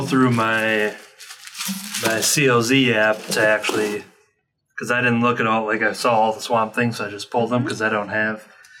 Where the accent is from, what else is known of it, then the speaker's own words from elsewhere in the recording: Canada; Oh, I just exposed myself as Canadian.